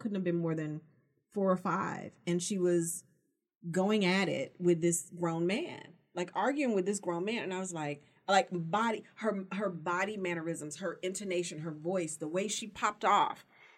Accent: Las Vegas, Nevada, United States; I live in Las Vegas now. I grew up in Las Vegas.

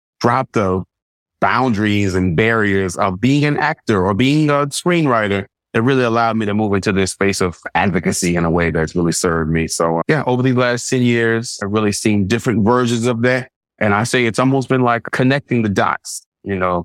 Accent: Baton Rouge, Louisiana, United States; moved away as an adult; now in Los Angeles, United States; I was born and raised in Baton Rouge, moved to Los Angeles on the cusp of my 30th birthday.

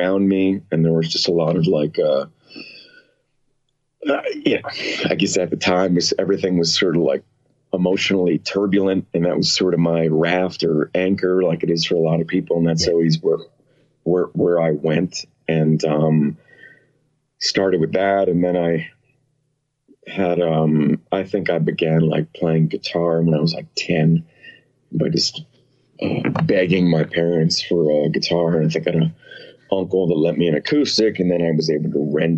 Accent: West Orange, New Jersey, United States; moved away; I'm from New Jersey

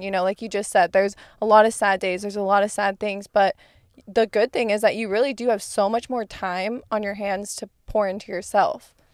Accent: Arizona, United States; moved away; I'm from Arizona, the fog is not a thing

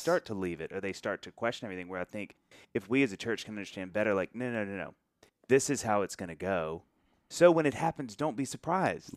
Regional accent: the South, United States; growing up in the South and sort of the Bible Belt where Christianity is kind of a native tongue to everybody

